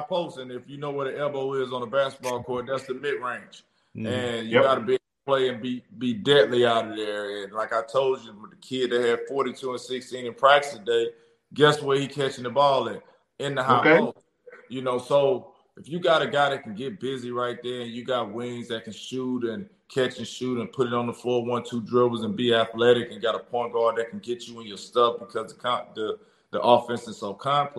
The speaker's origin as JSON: {"language": "English", "town": "Jackson", "region": "Mississippi", "country": "United States", "said": "I'm real Jacktown, right? Jacktown, I'm from here"}